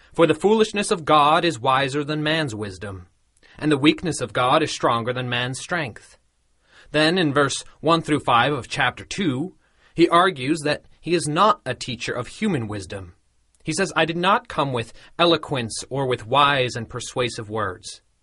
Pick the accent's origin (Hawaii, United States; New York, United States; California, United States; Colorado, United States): Colorado, United States; close to where I grew up in Colorado